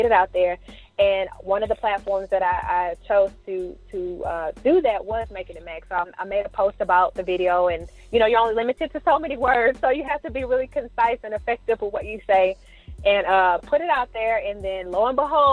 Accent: La Marque, Texas, United States; now in Houston, United States; I'm actually from Lamarck, Texas. I don't know if you heard of it. It's by Galveston. So, that's where I grew up

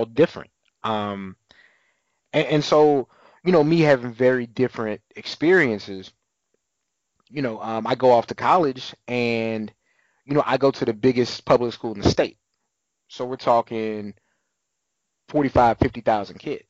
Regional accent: San Antonio, Texas, United States; also born or lived in Southern Maryland / Wyoming; now in Austin, United States; still have family and still go home to San Antonio from time to time

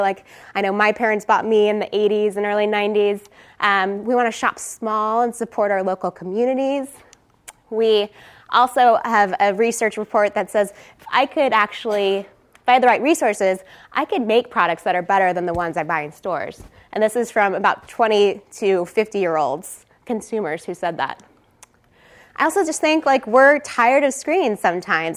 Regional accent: Texas, United States; moved away; I am originally from Texas. I went to UT

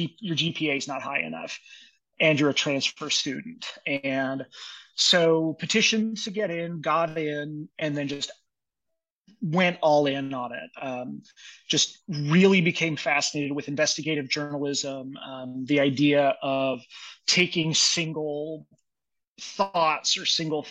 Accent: Dodge City, Kansas, United States; moved away as an adult; also born or lived in Maryland; now in Tucson, United States; my hometown of Dodge City, Kansas

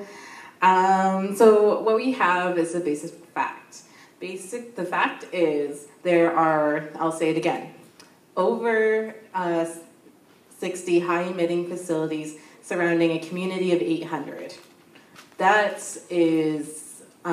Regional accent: Sarnia, Ontario, Canada; I'm from the Amjanong First Nation.

